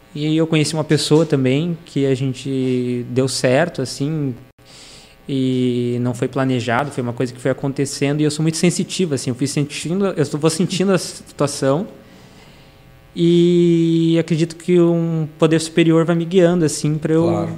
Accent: São Paulo, Brazil; moved away as an adult; also born or lived in Ceará, Brazil; now in Novo Hamburgo, Brazil; eu morei em São Paulo dos seis anos até os 20

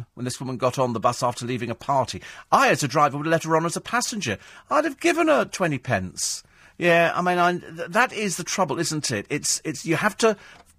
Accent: London, United Kingdom; now in County Durham, United Kingdom; I'm a Londoner living up in the northeast, County Durham.

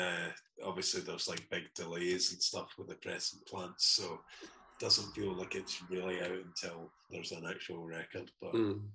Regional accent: Glasgow, Scotland, United Kingdom; I was born I guess I was actually born just around the corner in York Hill Hospital, I think. But I've lived in Shettleston, kind of between Shettleston and Toll Cross is where I'm from.

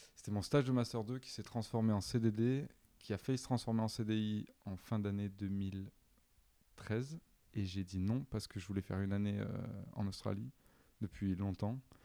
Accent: Avignon, Provence-Alpes-Côte d'Azur, France; moved away as an adult; also born or lived in Nice; now in Paris, France; je viens d'Avignon.

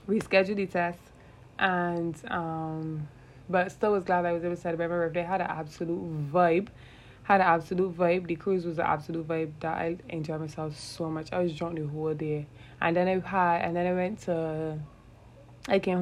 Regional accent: Barbados; I am from Barbados. That's the island that I am from

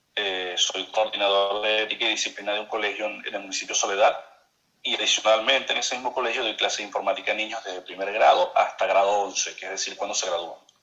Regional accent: Maracaibo, Zulia, Venezuela; accent: maracucho; moved away as an adult; also born or lived in Puerto la Cruz, Venezuela; now in Barranquilla, Colombia; Soy maravino, nací en Maracaibo, en el Hospital Chiquinquirá, este, más maracucho que eso no puede haber.

